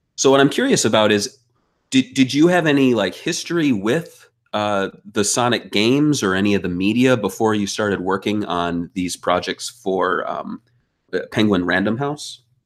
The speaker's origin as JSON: {"language": "English", "region": "Midwest", "country": "United States", "tie": "born or raised there", "said": "growing up, uh, you know, I, I'm an American. I was in the Midwest"}